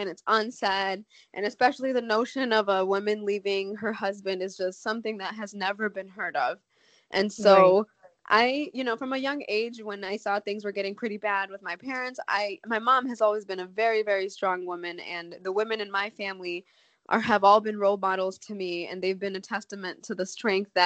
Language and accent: English; Chicago, Illinois, United States; I grew up in Chicago, Illinois. I was born mm-hmm. and raised in the States.